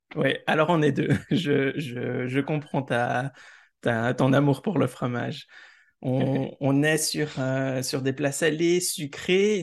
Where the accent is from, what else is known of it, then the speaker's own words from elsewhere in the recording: Switzerland; chez nous en Suisse